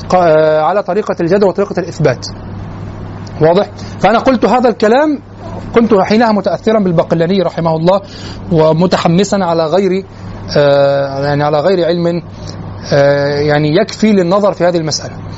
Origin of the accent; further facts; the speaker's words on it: Egypt; نحن كمصريين